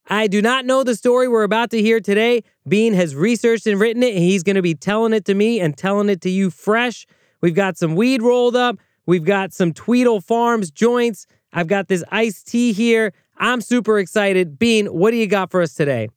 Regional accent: United States; As an American with the right to vote

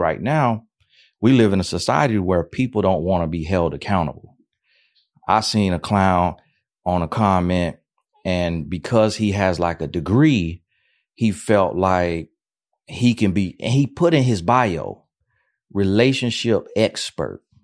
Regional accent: Florida, United States; I'm from Florida

